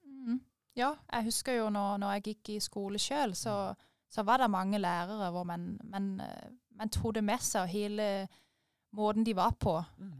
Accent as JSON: {"language": "Norwegian", "country": "Denmark", "tie": "born or raised there", "moved": "as an adult", "lives_now": "Øvrebø, Norway", "said": "jeg er født og oppvokst i Danmark, på landet, i en liten by under 1000 innbyggere."}